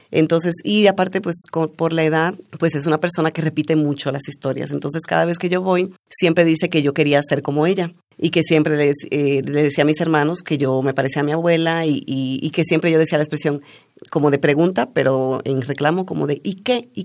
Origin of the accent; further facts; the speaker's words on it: Dominican Republic; accent: Dominican; now in Mexico; Sí, todavía tengo un poco de acento dominicano, aunque ya siempre me dicen que ya lo he perdido bastante pero es como si estuviera en un limbo, porque entonces cuando voy a mi país me dicen, ay, hablas como mexicana.